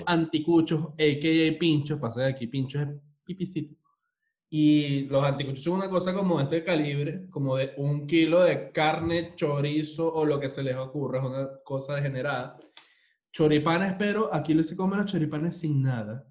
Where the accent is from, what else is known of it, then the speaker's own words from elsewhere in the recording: Venezuela; now in Chile; somos tres venezolanos